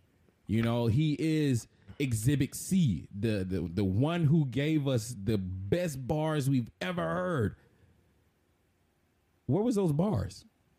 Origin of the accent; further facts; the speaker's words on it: the South, United States; I was raised in the South, so I'm a Christian by, you know, my region.